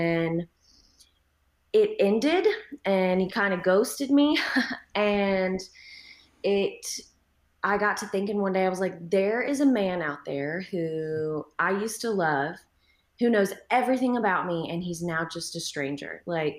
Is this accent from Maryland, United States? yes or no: no; Texas, United States; I'm a Texan.